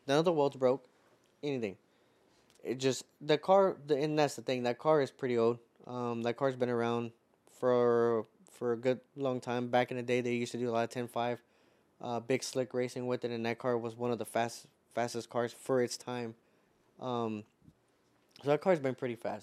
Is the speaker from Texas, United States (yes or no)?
yes; Houston, Texas, United States; being from Houston